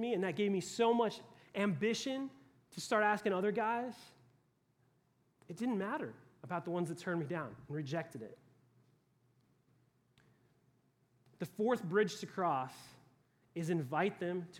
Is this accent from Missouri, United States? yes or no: no; Colorado, United States; moved away as an adult; now in Atlanta, United States; I grew up in Colorado